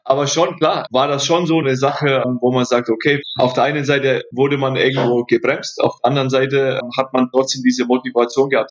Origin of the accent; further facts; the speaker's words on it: Forchheim, Bavaria, Germany; ich bin in Vorheim groß geworden, in Vorheim Nord, um genau zu sein